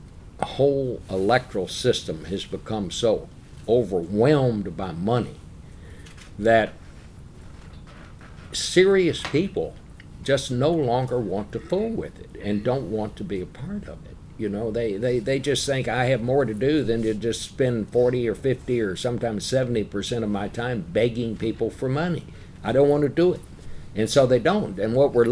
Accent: Texas, United States; when I was growing up in Texas

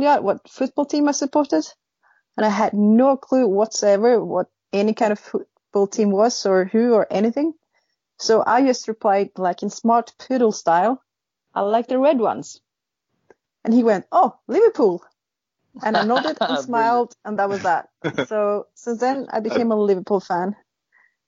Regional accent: Sweden; now in Norway; I live in Norway, but I'm actually from Zlatan country, the one and only

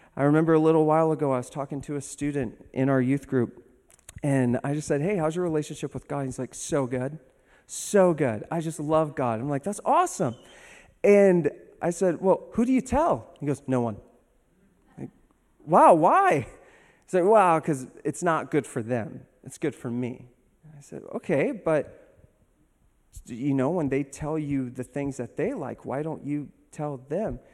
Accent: Los Angeles, California, United States; moved away; I'm originally from Hollywood, California

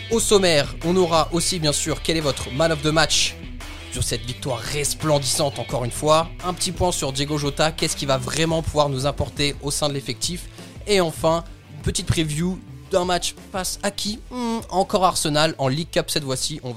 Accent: Belgium; je suis belge

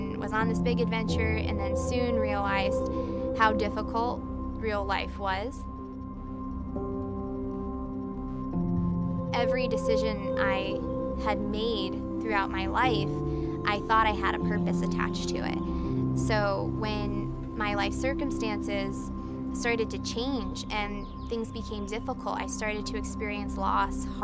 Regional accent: upstate New York, United States; moved away as an adult; also born or lived in Maryland; now in South Bay, United States; I grew up in upstate New York to a family of six kids.

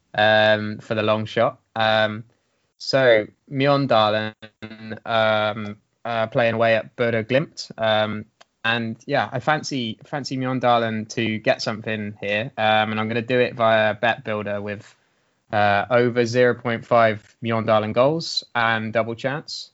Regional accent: Swindon, South West England, United Kingdom; my hometown of Swindon.

